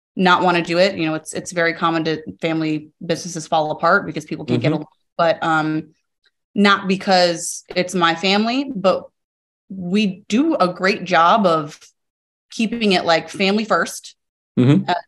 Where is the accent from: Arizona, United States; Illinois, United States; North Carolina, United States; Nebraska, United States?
Arizona, United States; I was born and raised in Arizona